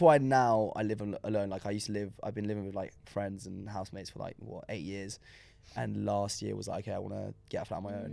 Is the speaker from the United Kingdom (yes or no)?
yes; London, United Kingdom; first language French; English is a second language; I was born in London